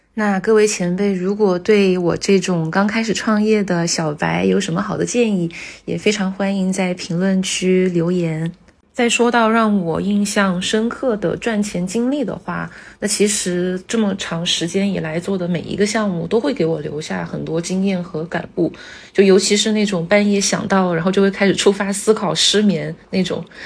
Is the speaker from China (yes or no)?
yes; Hunan, China; now in Shanghai, China; 因为我是湖南人嘛，就在湖南有一个形容人的一个说法